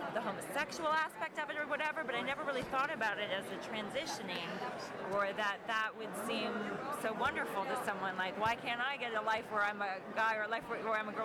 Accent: Toronto, Ontario, Canada; my hometown, Toronto

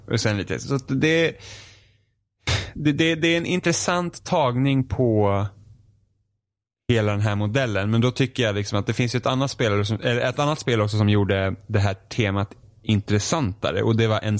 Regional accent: Finland; Swedish is a second language; Jag är finne, svenska är svårt för mig.

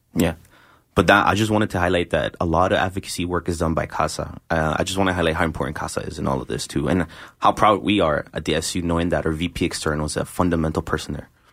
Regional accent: Colombia; now in Canada; as a Colombian person

